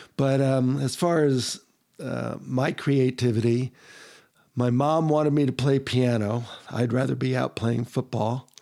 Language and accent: English; New Jersey, United States; moved away as an adult; now in Utah, United States; Originally New Jersey